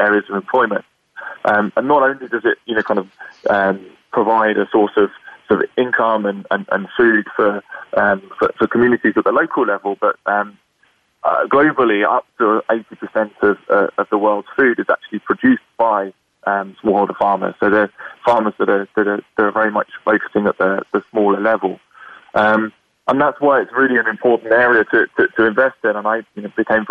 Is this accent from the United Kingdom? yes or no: yes; United Kingdom; now in Washington, D.C., United States; as you can probably hear from my accent, I'm born and raised in the UK.